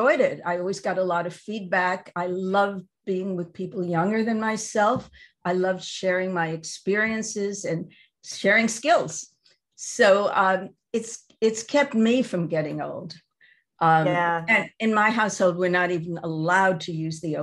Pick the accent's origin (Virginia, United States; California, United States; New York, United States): New York, United States; I grew up in New York